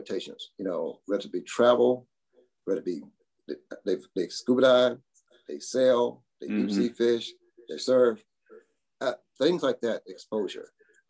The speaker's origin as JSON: {"language": "English", "region": "the South", "country": "United States", "tie": "born or raised there", "said": "growing up in the South as a young African-American with uneducated parents."}